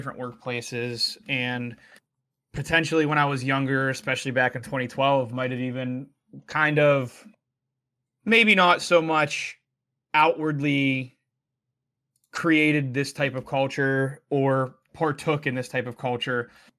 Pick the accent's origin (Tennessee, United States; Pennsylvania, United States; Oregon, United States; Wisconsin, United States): Pennsylvania, United States; Pittsburgh; growing up in Pittsburgh, we're a Midwest city, but a lot of the sense of humor and interactions are a lot more Northeast city way.